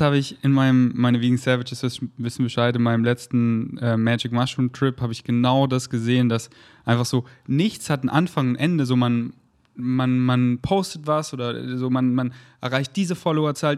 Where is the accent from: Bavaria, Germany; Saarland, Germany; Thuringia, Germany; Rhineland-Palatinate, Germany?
Bavaria, Germany; Munich; now in Berlin, Germany; drei Monate in München, wo ich herkomme, und habe mir mein Kinderzimmer wieder richtig schön gemacht